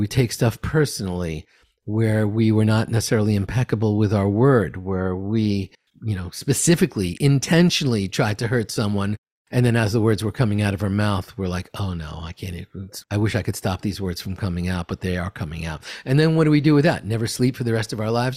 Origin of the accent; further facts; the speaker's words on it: New York City, New York, United States; I'm from Queens